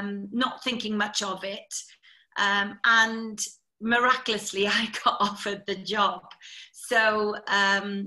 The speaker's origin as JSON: {"language": "English", "area": "Carmarthenshire", "region": "Wales", "country": "United Kingdom", "tie": "born or raised there", "said": "I'm from Carmarthenshire originally. I'm a milkman's daughter. So brought up working pretty hard from a very young age"}